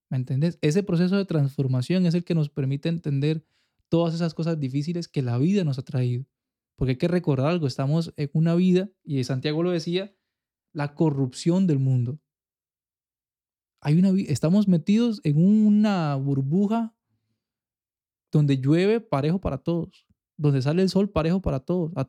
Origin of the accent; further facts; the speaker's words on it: Costa Rica; Los ticos somos malísimos. Los ticos nos